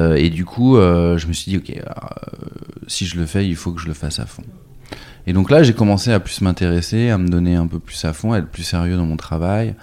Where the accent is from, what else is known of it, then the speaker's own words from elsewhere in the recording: Nantes, Pays de la Loire, France; also born or lived in New York; je suis né à Nantes en 78